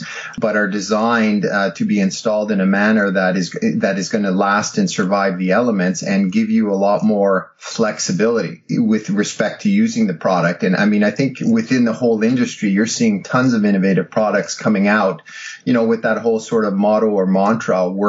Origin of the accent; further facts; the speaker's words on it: Canada; also born or lived in Ottawa; as a Canadian and you know, living in Ottawa